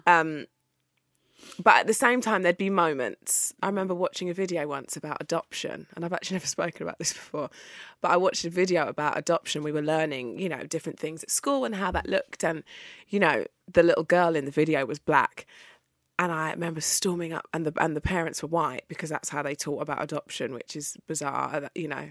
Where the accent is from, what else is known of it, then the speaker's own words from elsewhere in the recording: Essex, East of England, United Kingdom; I grew up outside of London, I grew up in Essex.